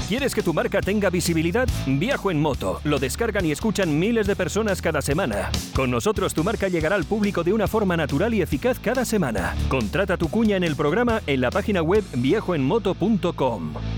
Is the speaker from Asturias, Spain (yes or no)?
yes; Asturias, Spain; moved away; en mi tierra, en las Asturias